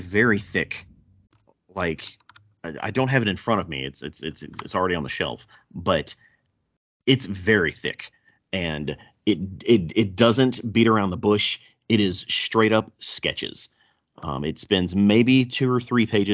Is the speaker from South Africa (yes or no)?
no; the South, United States; accent: thick southern; if you can't tell by my thick southern accent, I'm not from here